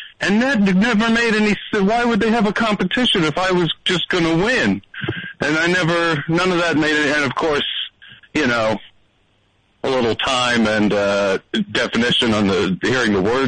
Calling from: Toronto, Ontario, Canada; from Toronto.

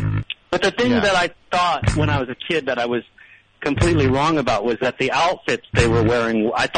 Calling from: San Francisco, California, United States; I live in San Francisco, but I'm calling you from Los Angeles right now.

